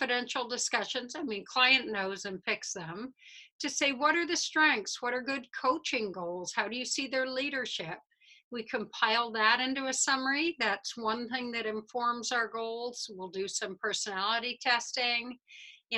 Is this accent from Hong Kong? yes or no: no; Midwest, United States; I'm a Midwesterner